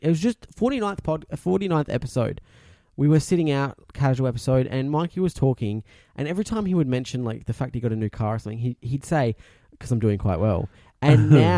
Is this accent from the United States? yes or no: no; South Australia, Australia; also born or lived in Victoria; I don't remember being outside of South Australia